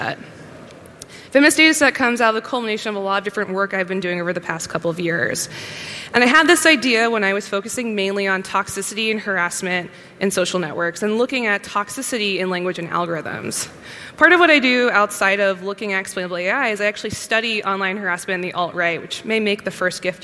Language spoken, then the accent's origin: English; United States; as an American